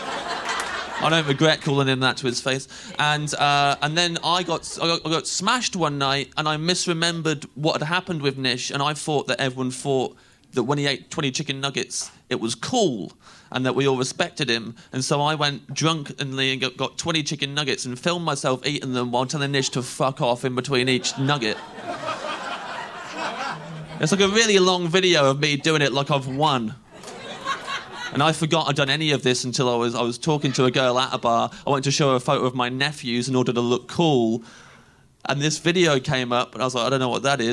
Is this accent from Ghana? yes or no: no; Kettering, East Midlands, United Kingdom; moved away as an adult; now in London, United Kingdom; I'm not from London originally, from a little town where nothing happens called Kettering. If you want to know what kind of a place Kettering is, I was born there and I've never felt welcome